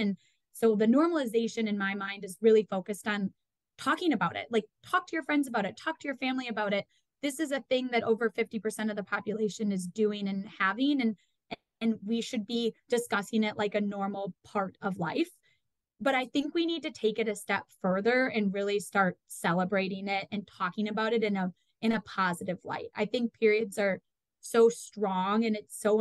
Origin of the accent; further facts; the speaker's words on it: Madison, Wisconsin, United States; I grew up in Madison, Wisconsin